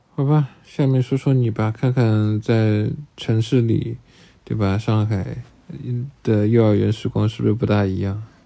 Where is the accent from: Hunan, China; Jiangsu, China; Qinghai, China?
Jiangsu, China; Jingjiang, Taizhou; 我是晋江长大的。我怕有听众可能不知道晋江在哪里，补充一下在江苏的泰州